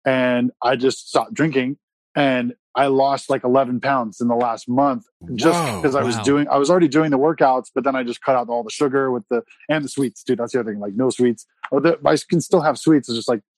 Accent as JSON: {"language": "English", "town": "San Diego", "region": "California", "country": "United States", "also_born_or_lived": "Oklahoma", "said": "I'm from San Diego"}